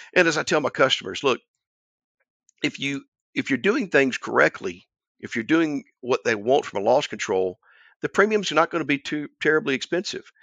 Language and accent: English; Albany, Georgia, United States; my hometown of Albany